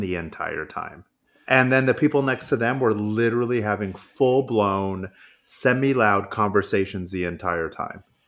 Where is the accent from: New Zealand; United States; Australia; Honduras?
United States; Modesto, California; My hometown of Modesto